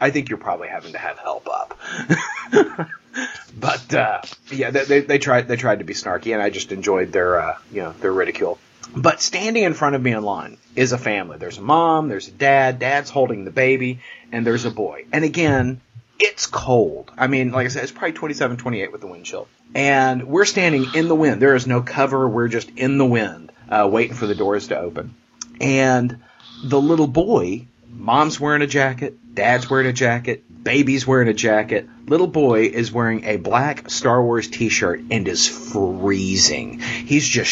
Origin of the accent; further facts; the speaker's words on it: Texas, United States; I'm a Texan